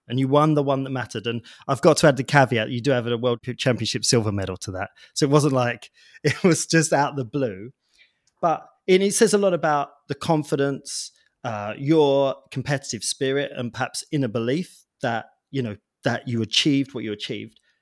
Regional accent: United Kingdom; I'm British

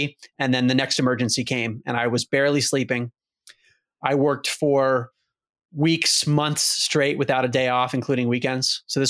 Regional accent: Maryland, United States; So I grew up outside of Baltimore, Maryland, and was always very focused growing up on sports.

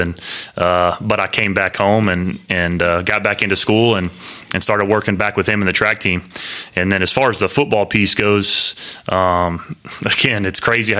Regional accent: Abilene, Texas, United States; growing up in Abilene, Texas, as a really young kid

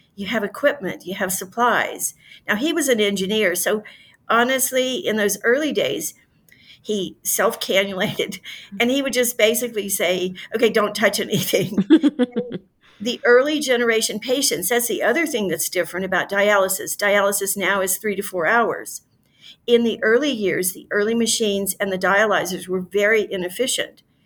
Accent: Louisiana, United States; my home state of Louisiana, which is fairly rural

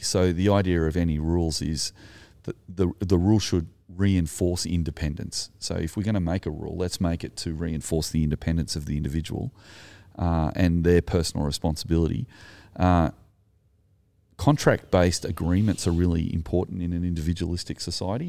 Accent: Sutherland Shire, New South Wales, Australia; I'm Anglo, I'm from the Sutherland Shire

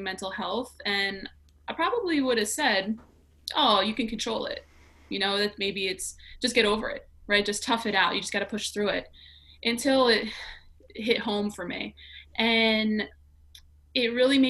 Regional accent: New York City, New York, United States; I grew up in New York City, born and raised

